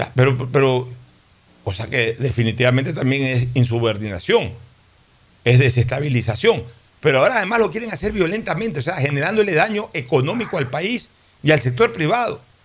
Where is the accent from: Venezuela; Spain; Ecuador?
Ecuador